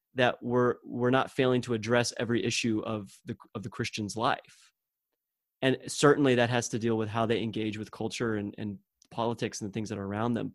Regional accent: Texas, United States; growing up in the Bible Belt of Texas

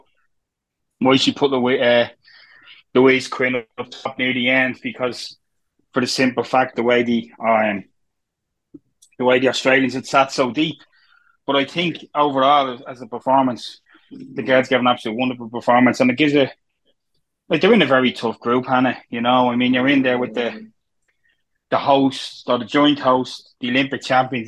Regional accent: Dublin, Leinster, Ireland; where I'm from Pier Street

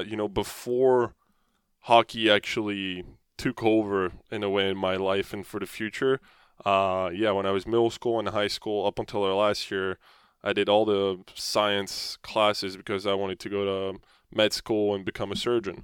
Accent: France; moved away; you look up to as, you know, as French people

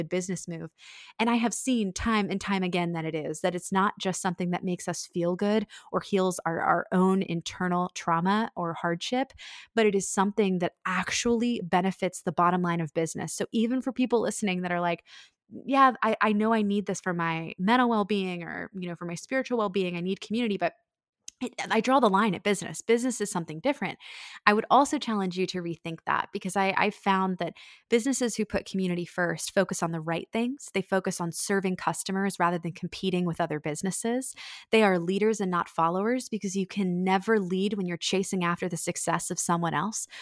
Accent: Annapolis, Maryland, United States; my hometown of Annapolis

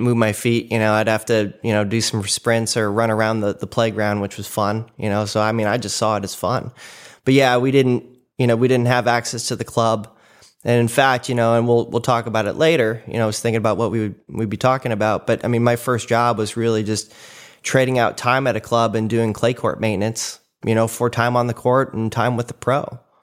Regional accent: Cleveland, Ohio, United States; moved away; started in Cleveland, Ohio. That's where I was born, so I'm a Midwesterner

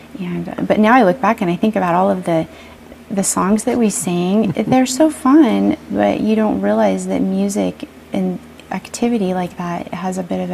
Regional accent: Idaho, United States; born or raised there

